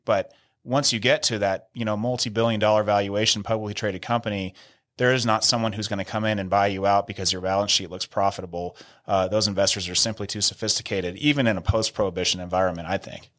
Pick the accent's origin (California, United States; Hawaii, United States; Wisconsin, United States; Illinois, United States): California, United States; near San Rafael, Northern; moved away as an adult; now in Denver, United States; San Rafael High School in San Rafael, which is one town over from where I grew up